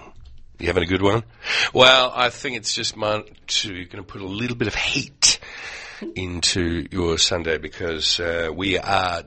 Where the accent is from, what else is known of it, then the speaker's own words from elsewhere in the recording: Australia; being an Aussie